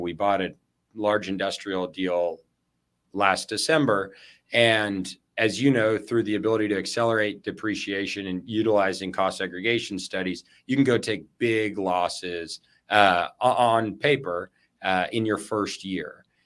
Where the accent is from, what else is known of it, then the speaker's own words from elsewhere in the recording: El Paso, Texas, United States; now in Austin, United States; I was born and raised in West Texas in El Paso